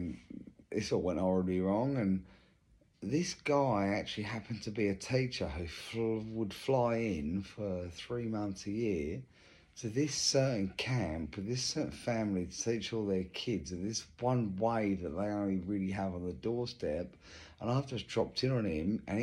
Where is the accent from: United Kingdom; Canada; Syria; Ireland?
United Kingdom; England; moved away as an adult; now in Australia; I'm English. I moved here, 20 years ago.